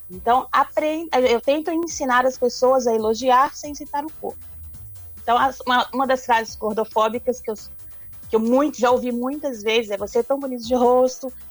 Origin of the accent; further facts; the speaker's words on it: Minas Gerais, Brazil; Eu sou de, na verdade, eu sou do norte de Minas Gerais. Então, eu sou acostumada com, com, com tempo quente, né?